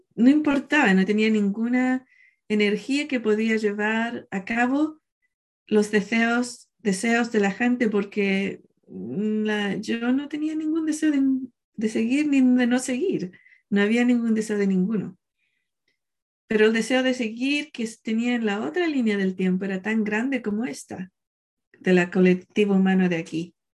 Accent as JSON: {"language": "Spanish", "country": "Chile", "tie": "born or raised there", "said": "el día del 4 de marzo, nací yo en Chile"}